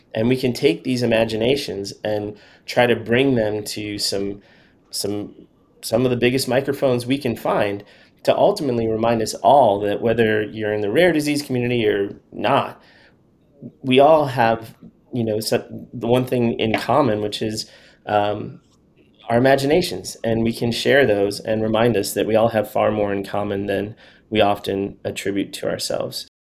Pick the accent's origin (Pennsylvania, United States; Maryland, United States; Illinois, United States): Illinois, United States; Chicago; moved away as an adult; now in Nashville, United States; I'm from Chicago. I went to school in Chicago at Northwestern University, and then I moved down to Nashville after school.